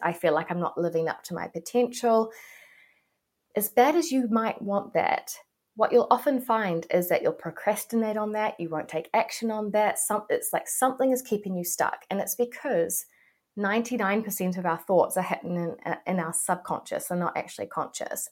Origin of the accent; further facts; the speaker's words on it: New Zealand; I am a New Zealander